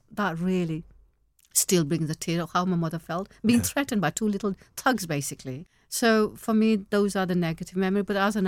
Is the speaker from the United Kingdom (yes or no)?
no; Pakistan; I'm originally from Pakistan